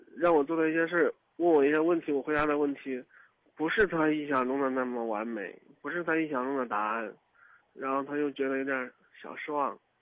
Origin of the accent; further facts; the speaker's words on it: Kaifeng, Henan, China; also born or lived in Dengfeng; 我家是开封的，我在登封上班儿